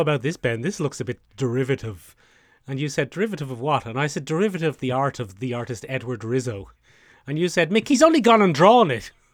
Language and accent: English; Ireland; the way we as Irish people pronounce can is probably a bit shorter than how Americans pronounce can anyway.